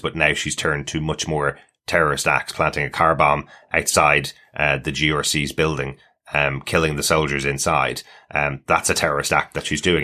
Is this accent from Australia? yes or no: no; Ireland; especially as Irish people having, uh, lived through decades of terrorism in Ireland